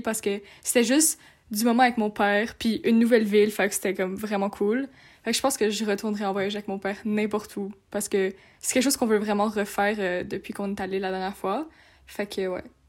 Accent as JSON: {"language": "French", "town": "Montreal", "region": "Quebec", "country": "Canada", "also_born_or_lived": "France", "said": "je suis française, donc euh, avec mes, grands, mes grands-parents venaient nous chercher à Montréal et nous amenaient en France"}